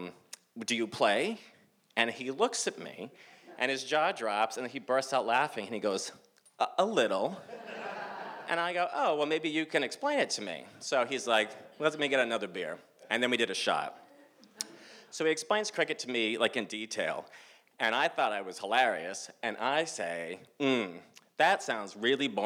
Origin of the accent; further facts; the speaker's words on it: Massachusetts, United States; I'm from the States of Massachusetts